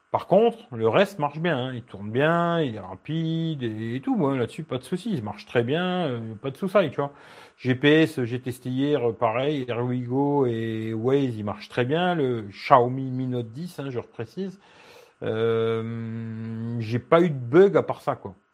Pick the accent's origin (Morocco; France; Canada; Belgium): Belgium; oui, oui, je suis belge.